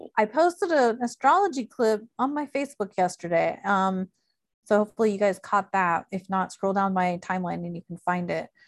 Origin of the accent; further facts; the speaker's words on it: Illinois, United States; moved away; also born or lived in Chicago; I grew up in Illinois